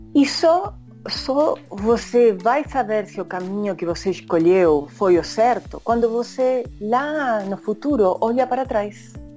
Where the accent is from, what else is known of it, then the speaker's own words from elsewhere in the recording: Bahía Blanca, Buenos Aires Province, Argentina; Portuguese is a second language; moved away as an adult; also born or lived in Rio de Janeiro, Brazil / New York, United States; now in Brazil; eu sou de Bahia Blanca